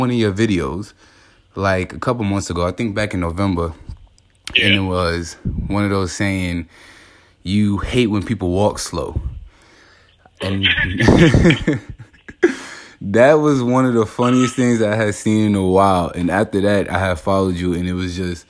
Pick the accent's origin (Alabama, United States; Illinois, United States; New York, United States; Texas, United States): New York, United States; New York City; moved away as an adult; now in Atlanta, United States; From Brooklyn, New York, but I moved out here to Atlanta a couple years ago.